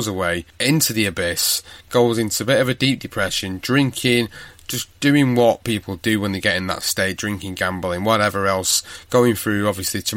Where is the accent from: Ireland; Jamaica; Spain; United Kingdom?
United Kingdom; Manchester, North West England; my hometown of Manchester